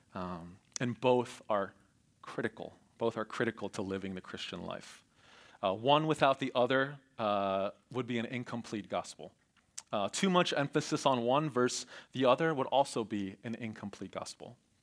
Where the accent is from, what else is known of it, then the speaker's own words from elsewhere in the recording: Voorhees, New Jersey, United States; I grew up in Cherry Hill, um, actually in Voorhees